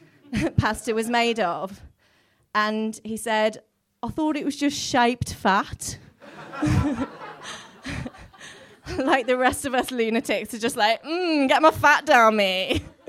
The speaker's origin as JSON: {"language": "English", "town": "Wolverhampton", "region": "West Midlands", "country": "United Kingdom", "said": "I'm from Wolverhampton and they talk funny there."}